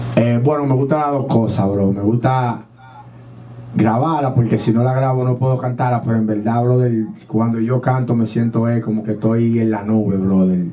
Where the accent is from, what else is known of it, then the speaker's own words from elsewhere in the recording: Dominican Republic; now in United States; nosotros somos dominicanos también.